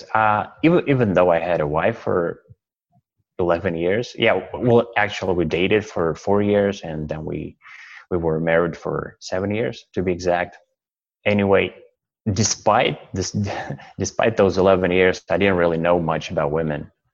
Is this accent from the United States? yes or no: no; Russia; English is a second language; moved away as an adult; now in Canada; I'm originally from Russia, and now I'm living in Canada, and I've been here for 1 year.